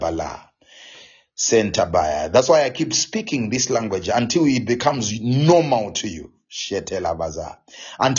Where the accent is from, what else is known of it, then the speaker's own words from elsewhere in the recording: Zimbabwe; first language Shona; English is a second language; moved away; I get back to my home country, to Zimbabwe